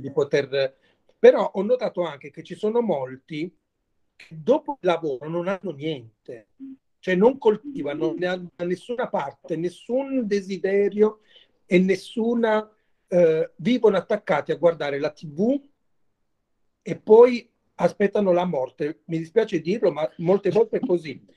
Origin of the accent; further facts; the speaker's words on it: Mola di Bari, Apulia, Italy; il mio paese, da dove vengo io, che si chiama Molla di Bari, è un paese a sud di Bari